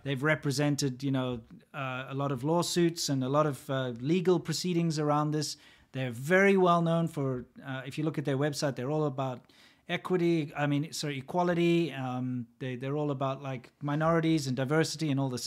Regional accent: South Africa; born or raised there

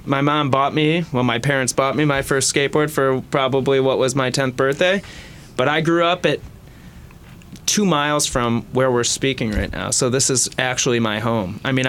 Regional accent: West Bloomfield, Michigan, United States; Raised in West Bloomfield, Michigan, so Oakland County, just outside of Detroit.

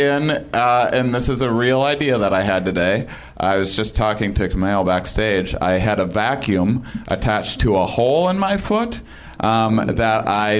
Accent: Wisconsin, United States; I'm from Wisconsin.

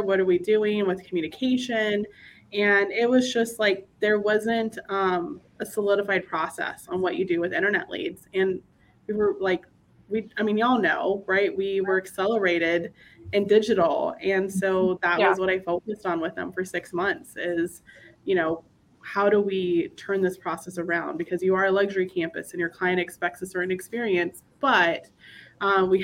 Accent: Texas, United States; moved away as an adult; also born or lived in Corpus Christi, Texas / Minneapolis, Minnesota / Houston, Texas; I am from Texas. I am currently in Texas right now

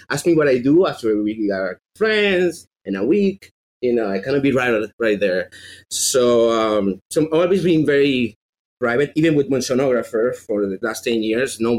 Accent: Venezuela; accent: Venezuelan; English is a second language; But every time I say that I'm from Venezuela, they hear Minnesota with this accent.

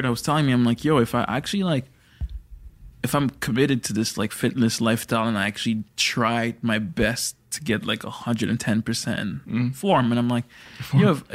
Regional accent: Toronto, Ontario, Canada; growing up around Toronto people and this Toronto community

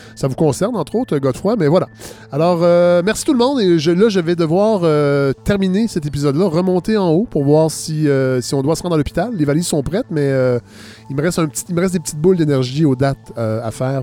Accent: Saint-Hyacinthe area, Quebec, Canada; tout près de Saint-Hyacinthe, euh, idéalement, j'aimerais bien ça. Moi, ma région natale

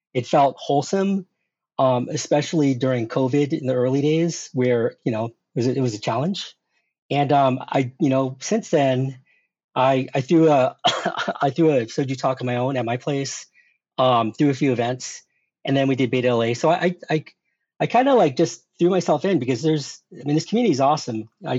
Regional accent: South Korea; born there; Well, I was born in Korea.

